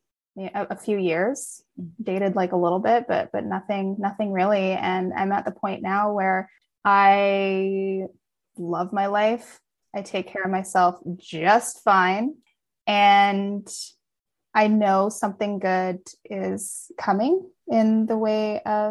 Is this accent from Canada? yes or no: yes; hometown near Kelowna, British Columbia, Canada; moved away as an adult; also born or lived in Malaysia; now in Kelowna, Canada; it's too close to my hometown